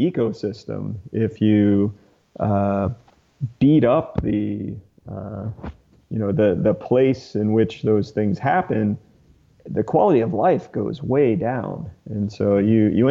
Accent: Atlanta, Georgia, United States; I grew up outside Atlanta.

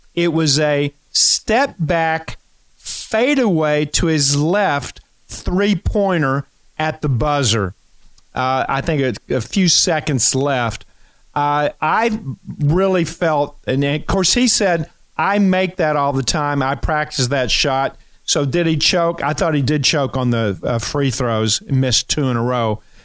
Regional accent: Kentucky, United States; I'm from Kentucky

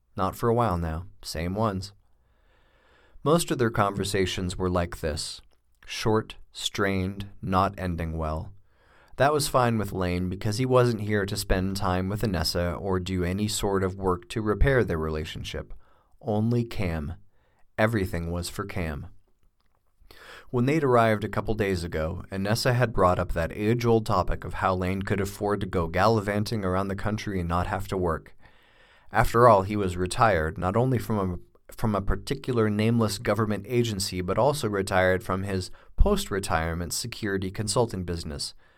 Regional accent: Tulsa, Oklahoma, United States; moved away as an adult; also born or lived in Boulder, Colorado; I grew up in Tulsa, Oklahoma.

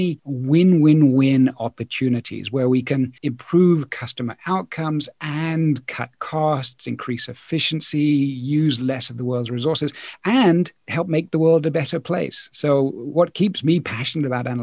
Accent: Poole, South West England, United Kingdom; moved away as an adult; also born or lived in Hong Kong / New Zealand / Paris, France; now in France; I grew up in Poole, in Dorset, and did all of my studies in the UK

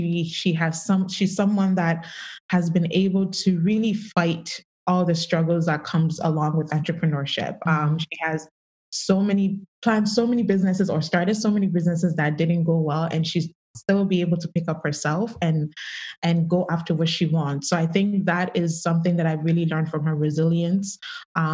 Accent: Canada; I grew up in Canada.

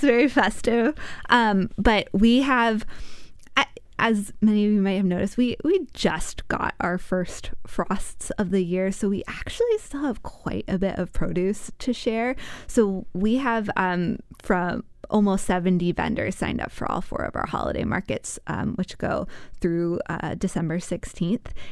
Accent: Virginia, United States; now in Wisconsin, United States; I spent time growing up in Virginia

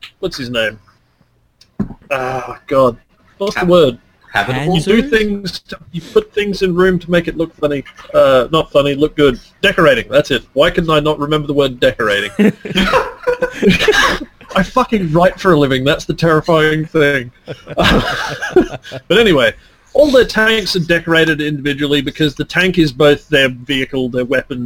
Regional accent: Queensland, Australia; I'm Australian. I'm from Queensland

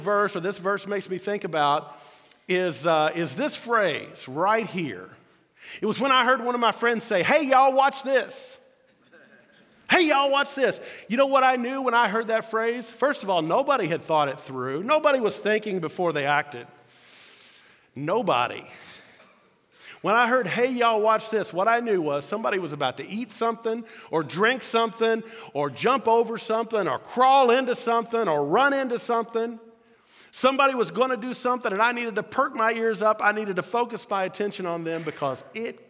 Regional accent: Louisville, Kentucky, United States; I grew up in Louisville, Kentucky

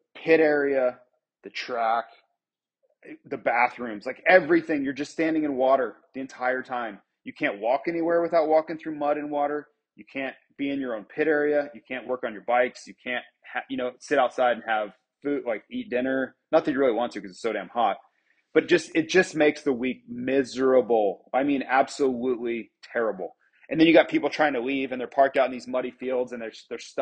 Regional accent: Florida, United States; my hometown, you know, back in Florida.

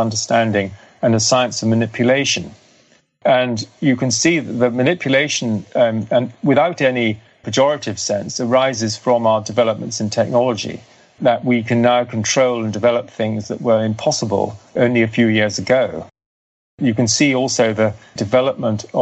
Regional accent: Cathar region of France, Occitania, France; I come from the Cathar region of France

